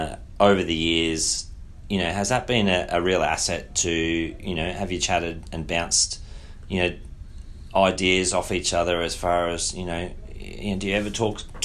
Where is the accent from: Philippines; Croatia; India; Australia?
Australia; Or, you know, growing up in Australia, we're so blessed, aren't we?